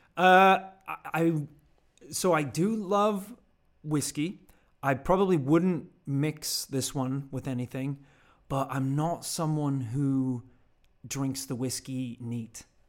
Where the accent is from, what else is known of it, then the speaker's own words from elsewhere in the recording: Northern Ireland, United Kingdom; also born or lived in Georgia, United States; now in London, United Kingdom; growing up in Northern Ireland, obviously whiskey is a huge thing over there